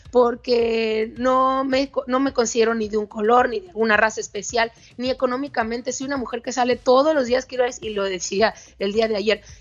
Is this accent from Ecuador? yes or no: no; Mexico; Yo también soy mexicana como periodista y yo también puedo, desde mi trinchera como ciudadana, levantar la voz, ¿no?